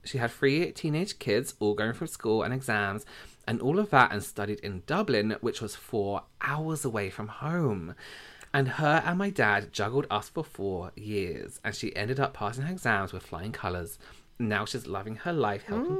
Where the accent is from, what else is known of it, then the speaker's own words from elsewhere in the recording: England, United Kingdom; We're from England